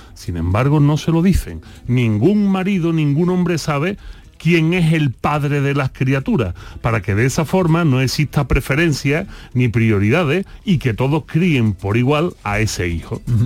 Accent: Andalusia, Spain; nos dicen los andaluces

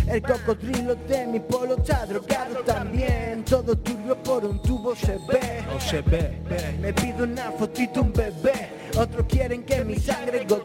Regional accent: Seville, Andalusia, Spain; a mi tierra, a Sevilla

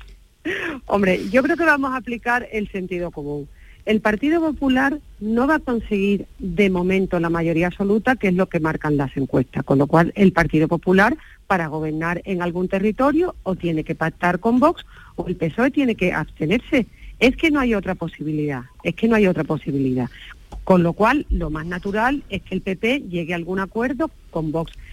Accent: Jerez de la Frontera, Andalusia, Spain; Estoy en Jerez de las Fronteras, eh, en mi tierra

